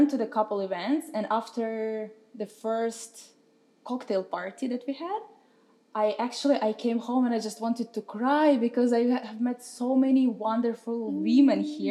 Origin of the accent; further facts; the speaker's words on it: Russia; moved away as an adult; also born or lived in Pennsylvania; now in New York, United States; So originally I am from Russia, but I moved to United States about 3 years ago